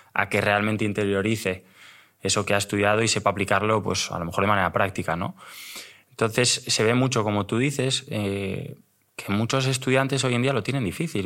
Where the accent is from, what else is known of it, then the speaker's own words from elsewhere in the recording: Pontevedra, Galicia, Spain; moved away as an adult; now in Madrid, Spain; soy un chico de, Pontevedra. Aunque llevo ya en Madrid 13 años, no se me ha ido el acento